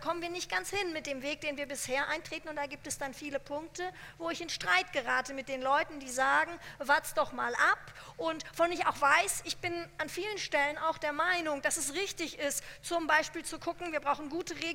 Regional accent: Hesse, Germany; Ich bin in Hessen aufgewachsen.

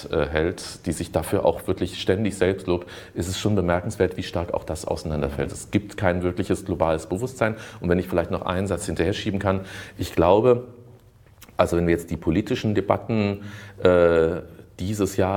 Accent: Germany; wir als Deutsche äh, sind Energiewende, äh, Avantgardisten, ja, wir sind Umweltbewusstseinsweltmeister und sowas

